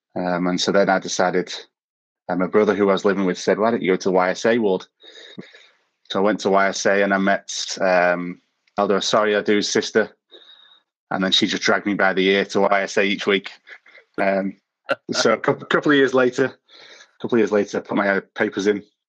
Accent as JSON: {"language": "English", "town": "Manchester", "region": "North West England", "country": "United Kingdom", "tie": "born or raised there", "also_born_or_lived": "London / Cape Town", "moved": "as an adult", "lives_now": "Groomsport, United Kingdom", "said": "I spent most of my life growing up in Manchester. I moved down to London when I was 18"}